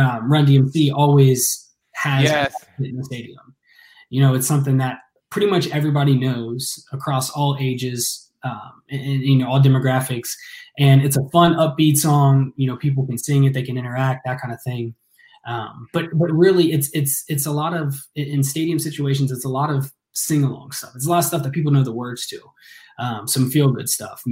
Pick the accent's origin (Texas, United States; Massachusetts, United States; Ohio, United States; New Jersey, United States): Ohio, United States; Ross; I grew up out in the country, you know, out in Ross, Ohio